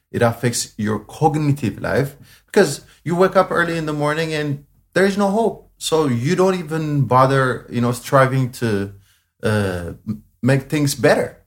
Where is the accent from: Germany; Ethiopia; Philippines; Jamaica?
Ethiopia; Addis Ababa; Yeah, so I was born in Addis Ababa, but I was born in the biggest slum area in Addis. Um, it's it's it's called Gotera. That's the specific place that I was born in. Uh, yeah, growing up was really, really hard.